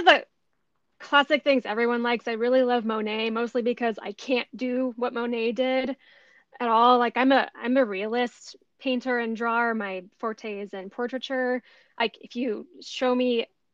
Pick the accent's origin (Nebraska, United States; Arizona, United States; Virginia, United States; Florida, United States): Arizona, United States; also born or lived in Arkansas; I grew up in Arizona. I did move to Arkansas for a brief period of time, but I've mostly just lived in the desert